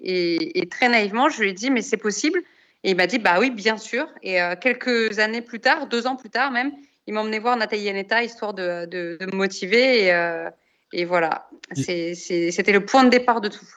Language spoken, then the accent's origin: French; Saint-Germain-en-Laye, Île-de-France, France; J'ai grandi à Saint-Germain-en-Laye